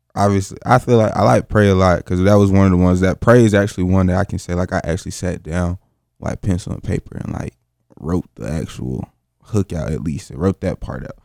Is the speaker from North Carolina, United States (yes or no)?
yes; Greensboro, North Carolina, United States; from Greensboro, North Carolina, born and raised